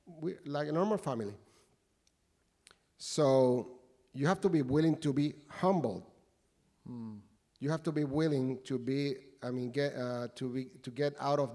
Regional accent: Puerto Rico; moved away as an adult; also born or lived in Uruguay; now in United States; we were living in my home country, Puerto Rico

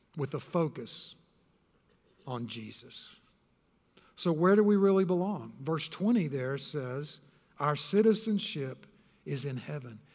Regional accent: Texas, United States; I was born and raised in Texas

